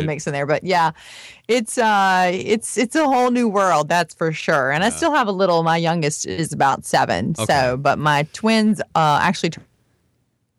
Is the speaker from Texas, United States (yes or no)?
no; rural Florida, United States; I am actually from a more rural part of Florida where there's a lot of farmers, and it is really, truly the South